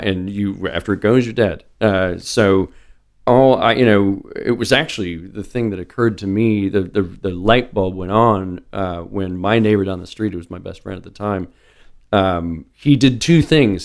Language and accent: English; Omaha, Nebraska, United States; also born or lived in North Dakota / Little Rock, Arkansas; I've been in Omaha since I was five